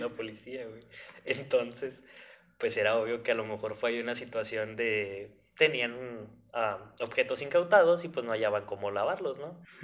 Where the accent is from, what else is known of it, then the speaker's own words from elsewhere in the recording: northern Mexico, Mexico; una persona de, del norte de México